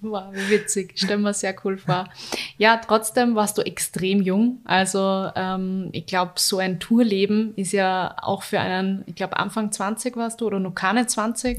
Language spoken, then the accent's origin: German; Linz, Upper Austria, Austria; Linz ist für mich die schönste Stadt, das meine ich natürlich, weil ich da meine Heimat habe